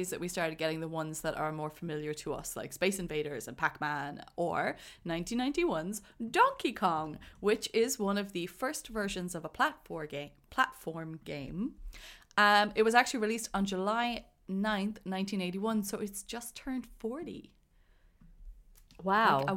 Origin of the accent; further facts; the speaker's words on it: Cork, Munster, Ireland; I grew up in Definitely. Cork. There was nothing else